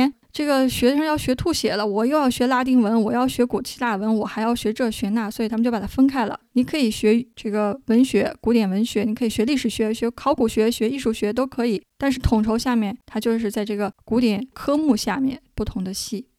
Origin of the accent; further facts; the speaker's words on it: China; 作为我们中国人、亚洲人